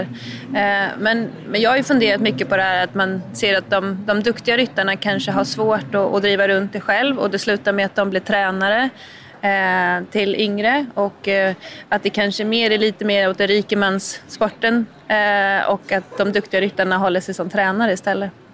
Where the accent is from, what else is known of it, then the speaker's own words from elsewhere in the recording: Linköping, Östergötland, Sweden; moved away as an adult; now in Brussels, Belgium; jag är från Linköping